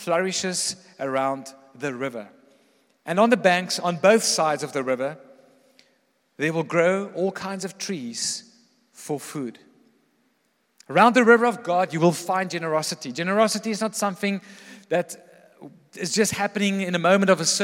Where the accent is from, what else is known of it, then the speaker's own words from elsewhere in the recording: Pretoria, Gauteng, South Africa; growing up in Pretoria